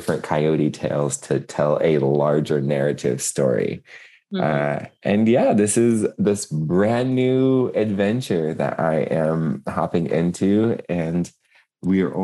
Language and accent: English; Seattle, Washington, United States; moved away; also born or lived in Spokane / Lapwai; I'm over here on the coast in my birthplace